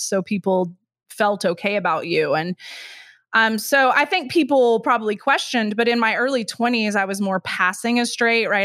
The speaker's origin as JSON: {"language": "English", "region": "Texas", "country": "United States", "moved": "yes", "said": "I'm from Texas, so I cannot say that word"}